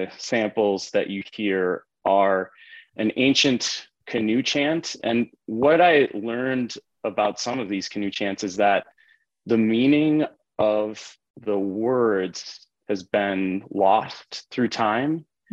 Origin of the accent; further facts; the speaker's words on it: Tonga; now in United States; Again, I was an immigrant from Tonga.